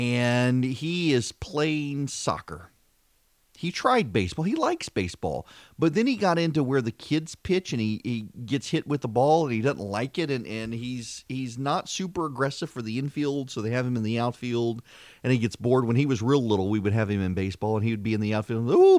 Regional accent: Dubai, United Arab Emirates; now in Macon, United States; I grew up in Dubai. I did not grow up in this country. We would come home during the summers.

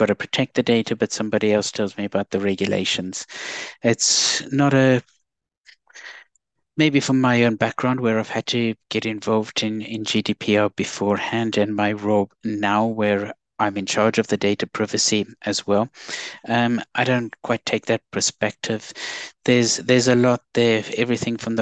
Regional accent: South Africa; now in United Kingdom; as some people have picked up from my accent, I'm South African, but I've been here in the UK for a large number of years

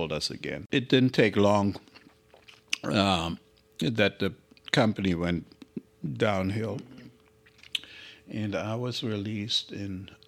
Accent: Germany; born there; moved away as an adult; Well, I was born in Germany. I finished my education. I was 20 when I came over.

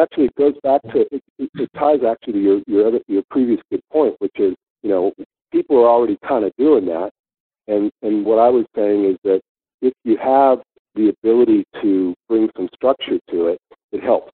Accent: Northern California, United States; moved away as an adult; now in Sydney, Australia; I grew up in in Northern Cal

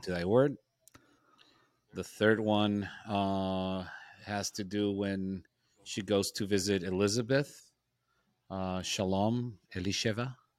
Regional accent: Nogales, Sonora, Mexico; my hometown of Nogales

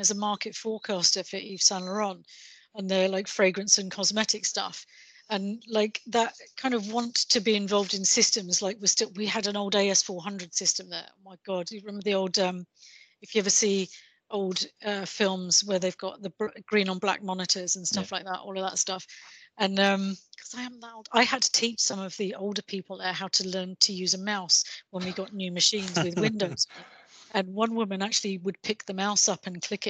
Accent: England, United Kingdom; accent: English; my English accent

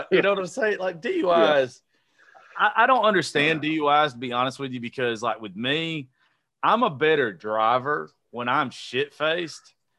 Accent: Georgia, United States; I'm from Georgia, bro.

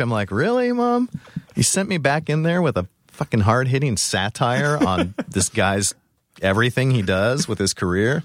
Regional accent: Orange County, California, United States; moved away; I'm from California originally. Where? Um, Orange, Orange County.

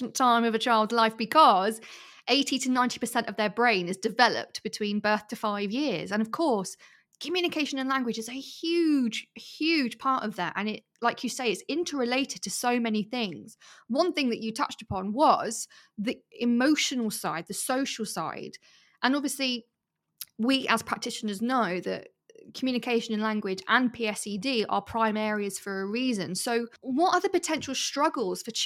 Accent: United Kingdom; as like British people

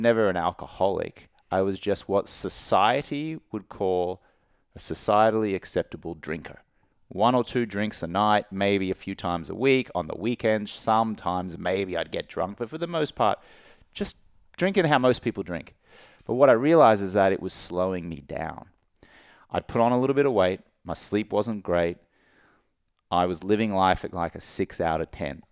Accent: Brisbane, Queensland, Australia; moved away; I grew up in Australia, like we were just, just talking about, where drinking is so part of the culture.

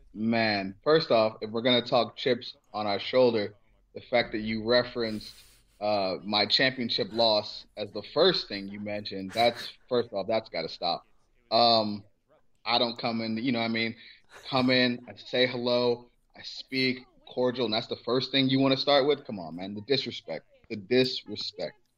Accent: Cleveland, Ohio, United States; I'm from Cleveland

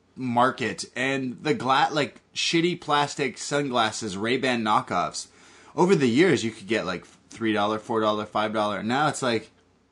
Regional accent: Canada; Listen. I'm Canadian, and I love to party.

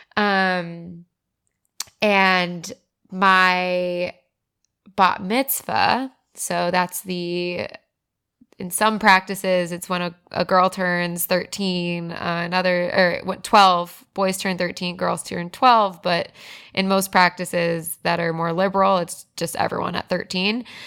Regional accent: South Florida, United States; moved away; also born or lived in Broward County; I grew up in South Florida

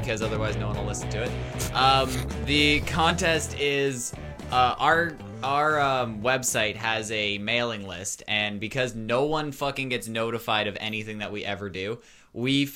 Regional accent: Canada; we're Canadian

